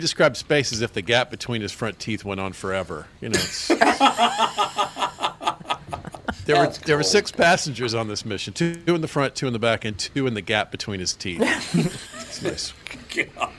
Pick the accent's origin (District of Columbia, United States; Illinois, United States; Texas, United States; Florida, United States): Florida, United States; born there; I was born in Florida. I love Florida